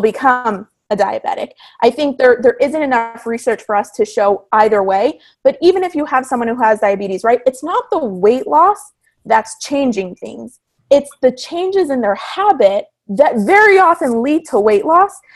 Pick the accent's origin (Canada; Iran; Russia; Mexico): Canada; Toronto, Ontario; moved away as an adult; now in California, United States; I'm originally from Toronto. So when I moved from Toronto to California